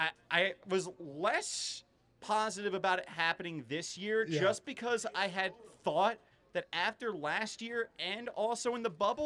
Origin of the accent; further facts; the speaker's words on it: Swedesboro, New Jersey, United States; From Swedesboro